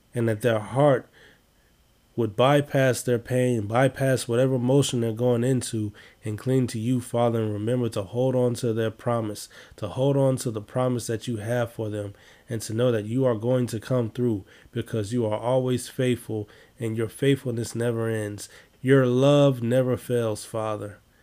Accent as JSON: {"language": "English", "town": "Chicago", "region": "Illinois", "country": "United States", "said": "I'm from Chicago"}